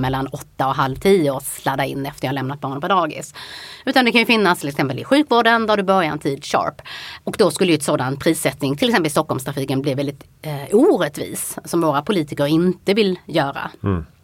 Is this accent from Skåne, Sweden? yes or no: yes; Helsingborg, Skåne, Sweden; moved away; jag kom från Helsingborg